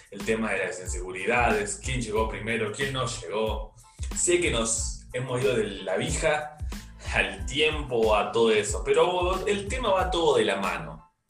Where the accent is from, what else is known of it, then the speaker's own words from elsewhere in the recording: Córdoba, Argentina; born there; Imagínense ese chabón que era de Córdoba, mi provincia natal